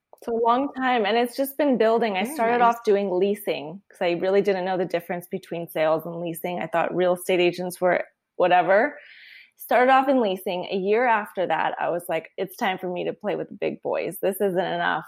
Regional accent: Long Beach, California, United States; moved away as an adult; also born or lived in Tucson, Arizona; now in San Francisco, United States; I'm from Southern California

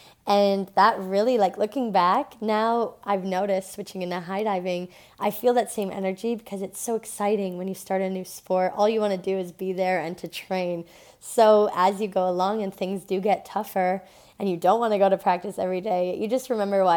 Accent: Thunder Bay, Ontario, Canada; I was raised in Thunder Bay, Ontario

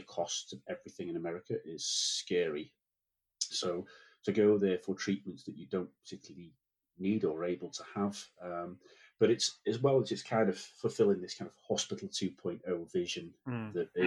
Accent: North Wales, United Kingdom; moved away; I'm from North Wales originally

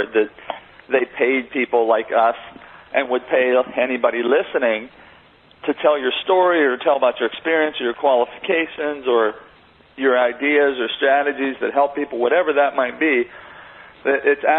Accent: Monessen, Pennsylvania, United States; I grew up in a very small steel mill town outside of Pittsburgh, Pennsylvania, called Manesson, Pennsylvania

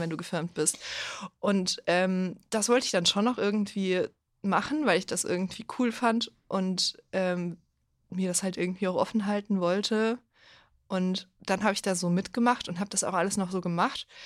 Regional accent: Bavaria, Germany; Ich komme aus Bayern

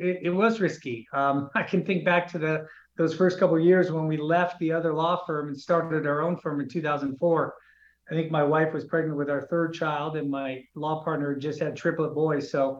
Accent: Los Angeles, California, United States; also born or lived in Santa Barbara; So I was born and raised in Woodland Hills, which is San Fernando Valley, back in the 70s and 80s.

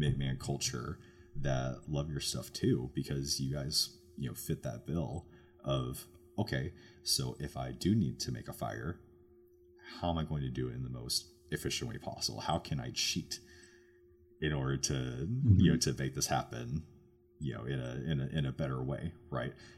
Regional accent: Oregon, United States; moved away; I'm from Oregon originally. I'm from the Pacific Northwest

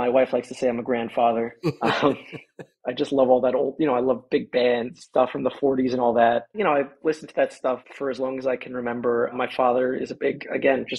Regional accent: East Coast, United States; Growing up on the East Coast

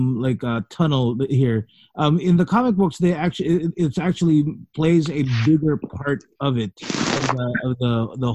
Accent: Philippines; we're Filipino

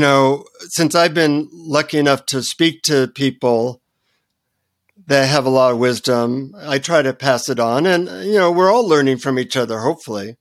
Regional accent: United States; from the United States

